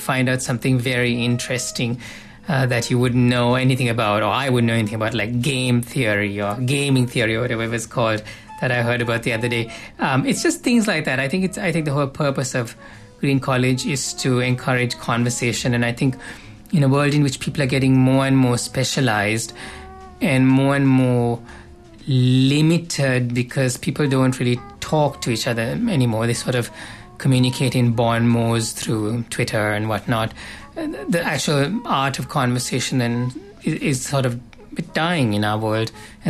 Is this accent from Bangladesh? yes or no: no; Canada; the reality of my, like, being Canadian in the way I'm Canadian.